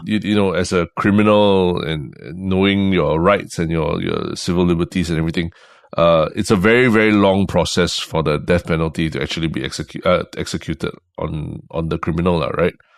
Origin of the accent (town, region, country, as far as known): Singapore